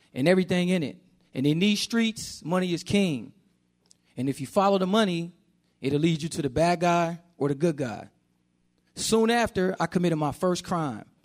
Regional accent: Oakland, California, United States; I grew up in Oakland, California, with my mother

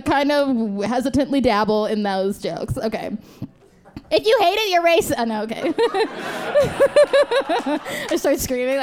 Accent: New Jersey, United States; I am from Jersey

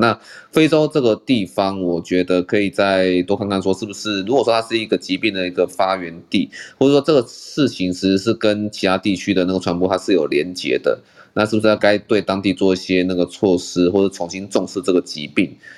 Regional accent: Taiwan; 我们台湾这边

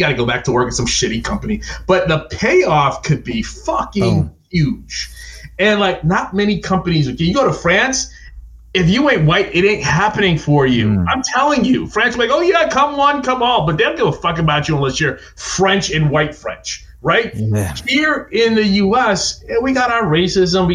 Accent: Jamaica; also born or lived in New York; now in United States; I'm not American. I'm Jamaican. And my electricity, when I was in Jamaica, would go out

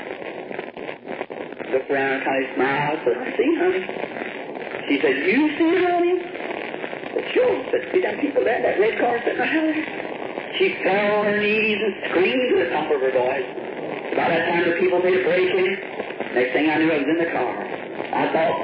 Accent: the South, United States; also born or lived in Jeffersonville, Indiana; I'm from the South

